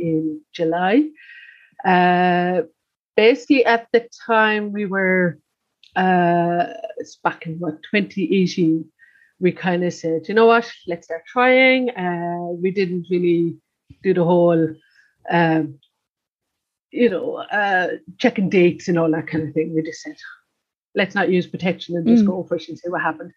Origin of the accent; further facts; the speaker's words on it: Cork, Munster, Ireland; I am from Cork.